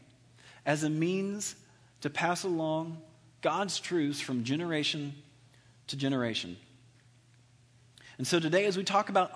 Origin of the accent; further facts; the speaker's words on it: Alabama, United States; I'm from Alabama